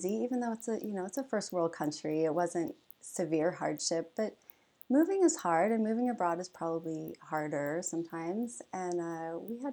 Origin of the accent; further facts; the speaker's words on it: Boise, Idaho, United States; moved away as an adult; also born or lived in Dublin, Ireland / Quito, Ecuador / Thailand; I was born and raised in Boise. So all the first 18 years of my life, except for my eighth grade year